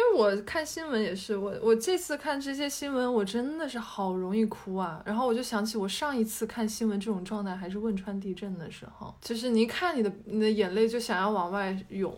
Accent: Hubei, China; moved away; 我作为一个湖北人

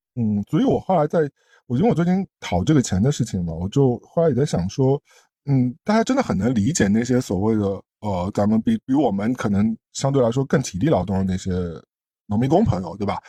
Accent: China; moved away; 我作为一个中国人

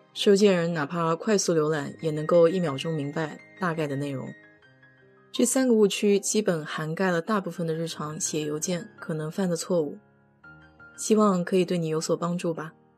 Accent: China; 我们中国人

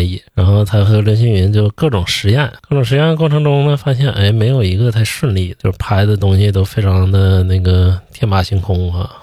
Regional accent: China; 咱们中国人老讲究什么人在家在呀

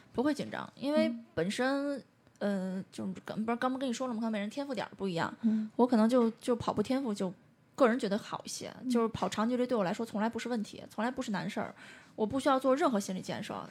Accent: Beijing, China; 像我们这种真的北京人会觉得我们生在这养，在这里了

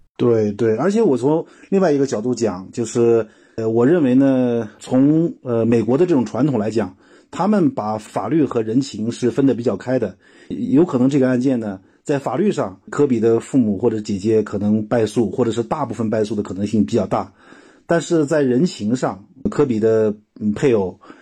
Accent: China; 我们中国人有叔叔，有舅舅，有娘娘，有姑姑

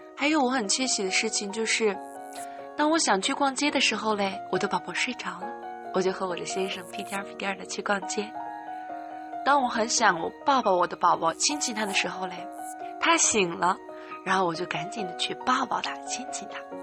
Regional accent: Henan, China; 来到河南吧，来到我的家乡，来到我家

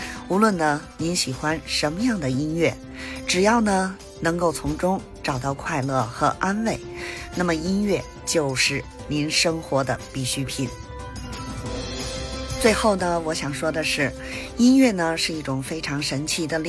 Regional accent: Beijing, China; 咱们下期节目再

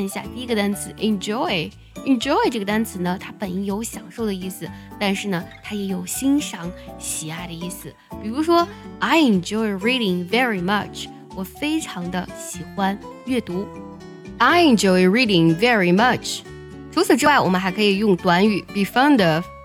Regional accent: China; 我们中国人对于喜欢和爱的表达呢，是非常含蓄以及唯美的

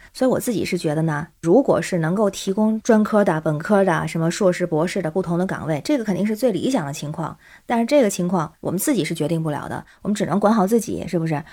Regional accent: Tianjin, China; now in Beijing, China; 我是天津人，在北京

